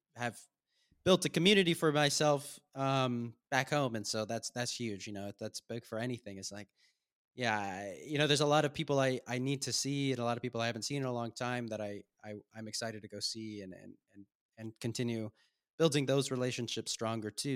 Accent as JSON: {"language": "English", "region": "Southern California", "country": "United States", "tie": "born or raised there", "also_born_or_lived": "Maine", "moved": "as an adult", "lives_now": "Budapest, Hungary", "said": "I grew up, spent twenty-three years of my life in Southern California, and then I moved to Maine"}